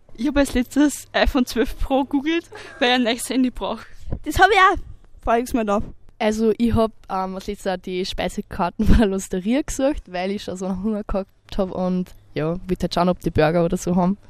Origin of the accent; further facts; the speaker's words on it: Mitterkirchen, Upper Austria, Austria; komme aus Mitterkirchen